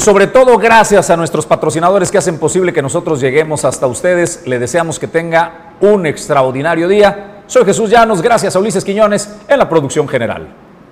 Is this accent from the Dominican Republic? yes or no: no; Colima, Mexico; como colimenses, creo que somos generosos